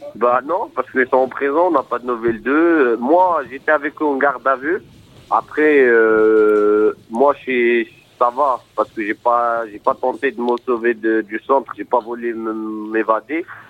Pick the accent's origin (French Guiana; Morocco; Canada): Morocco; now in France; Moi, déjà, je suis de nationalité marocaine. Je suis marocain